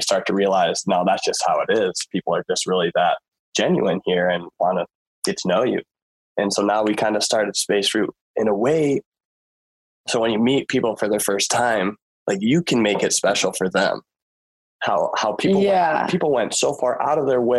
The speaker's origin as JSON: {"language": "English", "region": "Michigan", "country": "United States", "tie": "born or raised there", "said": "growing up in Michigan"}